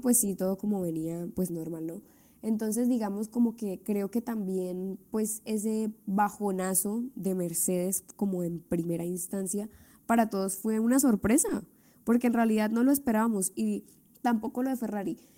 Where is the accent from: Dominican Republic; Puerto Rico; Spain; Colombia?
Colombia; somos colombianas